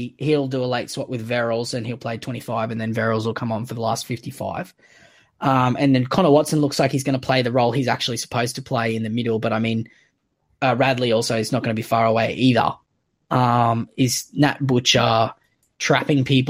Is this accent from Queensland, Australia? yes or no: yes; Queensland, Australia; as a Queenslander